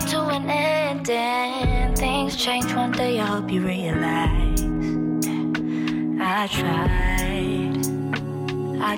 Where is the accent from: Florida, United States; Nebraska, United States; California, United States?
California, United States; Los Angeles; LA is my hometown